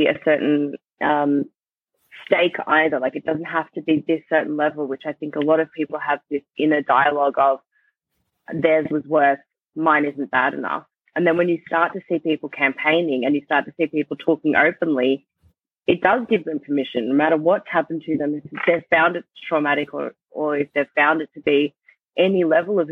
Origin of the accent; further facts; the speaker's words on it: Melbourne, Victoria, Australia; my hometown of Melbourne